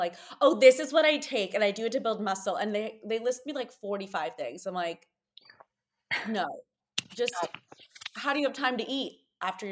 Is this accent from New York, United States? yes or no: yes; New York, United States; as a New Yorker